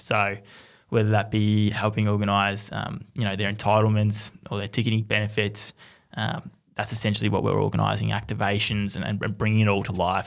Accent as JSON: {"language": "English", "town": "Melbourne", "region": "Victoria", "country": "Australia", "tie": "born or raised there", "said": "growing up in Melbourne"}